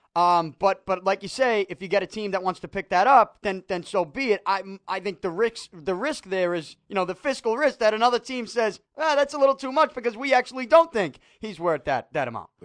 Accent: Boston, Massachusetts, United States; now I'm from Salty

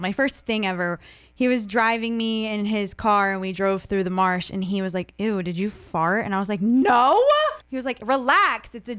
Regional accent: Scarborough, Maine, United States; I grew up in Scarborough all around the marsh and I still can't handle it.

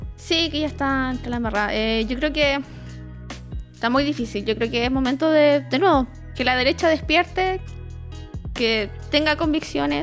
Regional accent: Rancagua, O'Higgins, Chile; also born or lived in Cañete; now in Santiago, Chile; Yo, yo vengo de Rancagua y yo nací en Cañete.

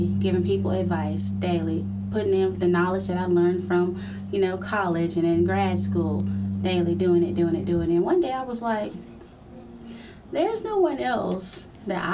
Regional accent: Huntsville, Alabama, United States; I was born and raised in Huntsville, Alabama.

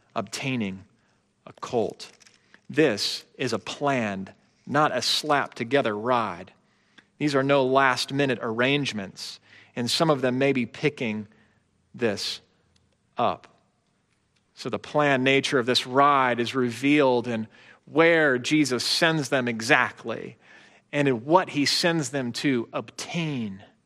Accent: Chicago, Illinois, United States; I grew up in the Chicago area during the Bulls three-peat era

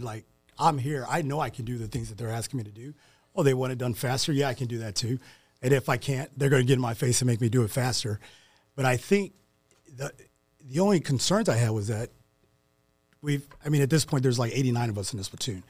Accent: St. Louis, Missouri, United States; moved away; growing up in Saint Louis

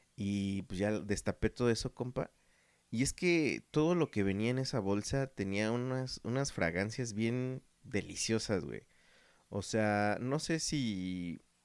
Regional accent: Mexico; also born or lived in Guadalajara, Jalisco; somos mexicanos

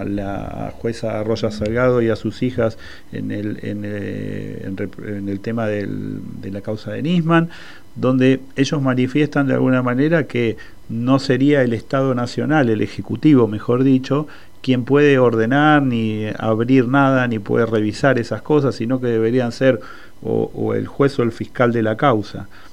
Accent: Argentina

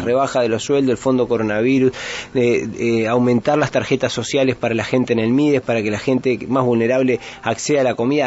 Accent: Uruguay; nosotros como uruguayos

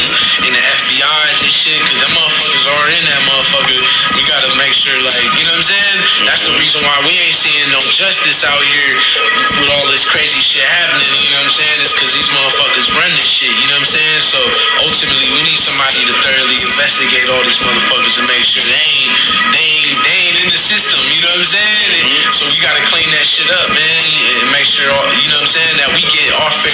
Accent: San Francisco, California, United States; I'm from San Francisco, the Mission District, 24th Street

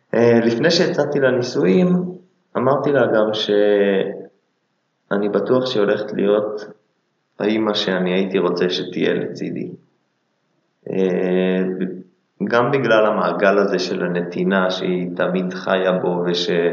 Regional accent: Israel; אנחנו גם ישראלים בסוף

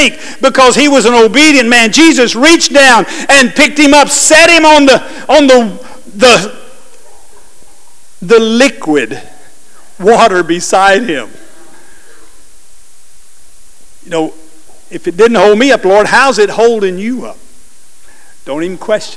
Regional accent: New Orleans, Louisiana, United States; moved away; my home state, New Orleans

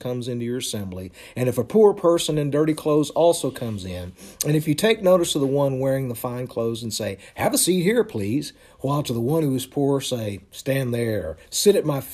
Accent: Texas, United States; moved away as an adult; also born or lived in California; I was from Texas and I moved out to California.

